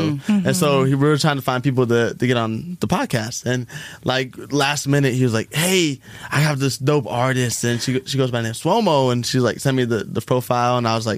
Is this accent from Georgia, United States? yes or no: no; Tucson, Arizona, United States; moved away as an adult; now in Phoenix, United States; growing up in Tucson